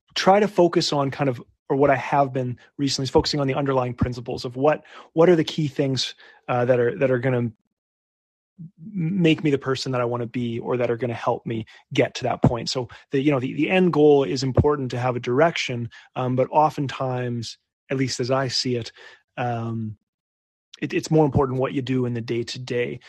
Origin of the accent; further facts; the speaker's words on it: Winnipeg, Manitoba, Canada; my hometown of Winnipeg